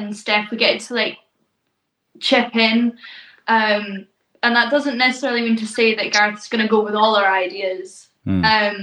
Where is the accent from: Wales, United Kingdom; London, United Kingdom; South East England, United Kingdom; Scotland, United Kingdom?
Scotland, United Kingdom; East Neuk of Fife; I'm from the East Nuke of Fife, is a tiny little coastal section. That's where I was raised.